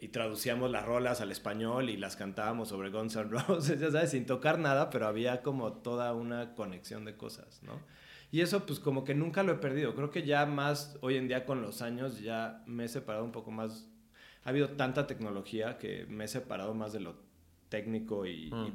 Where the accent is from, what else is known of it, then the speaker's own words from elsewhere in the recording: Mexico City, Mexico; Nací aquí en la Ciudad de México